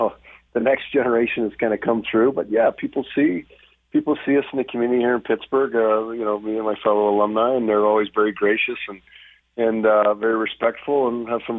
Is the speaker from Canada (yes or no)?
yes; Western Canada, Canada; I grew up in the Western Canada area, and you got, you know, Montreal Canadiens and Toronto Maple Leafs.